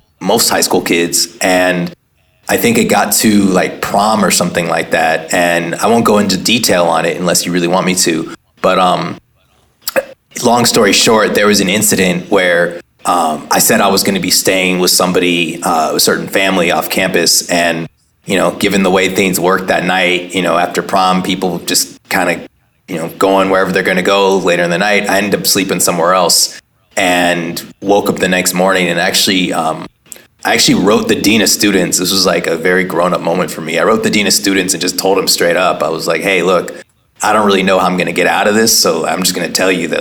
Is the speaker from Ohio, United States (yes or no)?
no; Oakland, California, United States; born or raised there